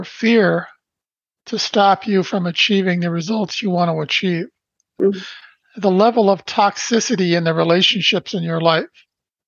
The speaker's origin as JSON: {"language": "English", "town": "Brantford", "region": "Ontario", "country": "Canada", "tie": "born or raised there", "said": "I was born in Brantford, Ontario, Canada on December 1st, 1953. Our family lived in a small 2-bedroom post-World War II"}